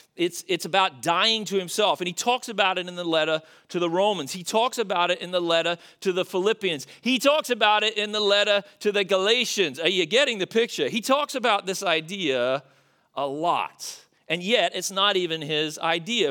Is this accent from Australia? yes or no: yes; Australia; moved away; as an Australian